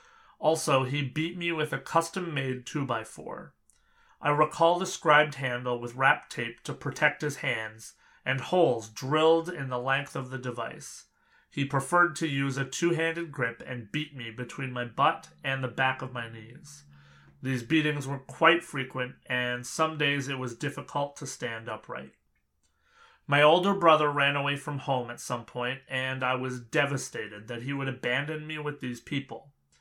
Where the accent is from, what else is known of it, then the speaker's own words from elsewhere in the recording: Anchorage, Alaska, United States; born there; I was born here in Anchorage in 1975.